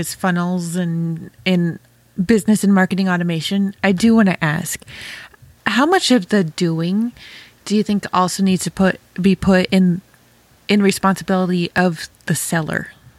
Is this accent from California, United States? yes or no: no; New York, United States; now in Ohio, United States; Oh my gosh, I sounded so Ohio. I'm a New Yorker, Damien. That did not sound New Yorker. Hot fire under my butt. I think I've been in Ohio for too long.